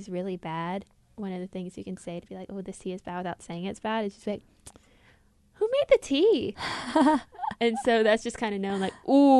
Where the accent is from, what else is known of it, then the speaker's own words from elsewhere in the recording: the South, Southern United States, United States; accent: Southern; I try to reject my accent a little bit, and then sometimes it comes out full twang.